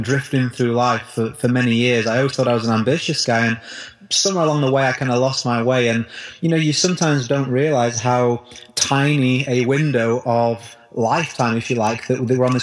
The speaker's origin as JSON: {"language": "English", "country": "United Kingdom", "said": "the recession hit in my country here in the UK, probably tell from my accent"}